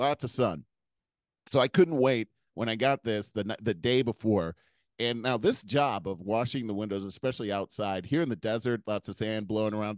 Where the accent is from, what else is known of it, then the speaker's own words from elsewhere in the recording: United States; as an American